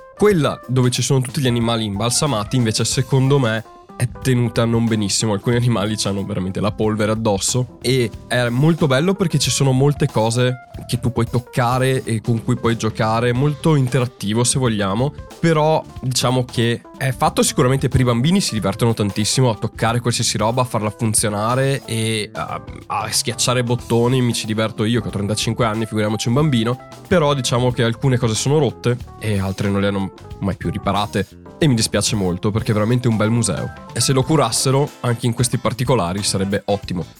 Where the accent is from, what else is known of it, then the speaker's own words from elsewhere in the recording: Italy; now in London, United Kingdom; c'è molta arte molto bella nostra ed è un orgoglio anche vedere la nostra arte italiana lì